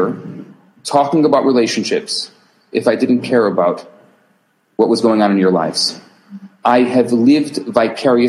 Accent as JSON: {"language": "English", "town": "Chicago", "region": "Illinois", "country": "United States", "tie": "born or raised there", "said": "I'm from Chicago. I grew up in Chicago."}